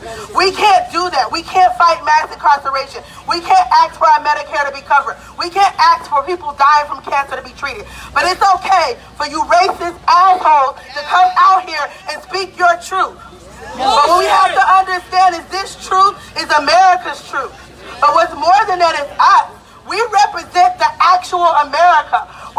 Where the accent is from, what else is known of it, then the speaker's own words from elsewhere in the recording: Greensboro, North Carolina, United States; I'm from Greensboro, North Carolina. My mom is from Montgomery, Alabama.